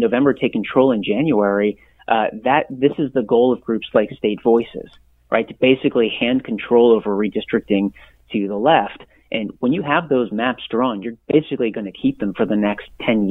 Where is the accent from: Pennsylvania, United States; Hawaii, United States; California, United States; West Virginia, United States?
California, United States; when I was growing up in California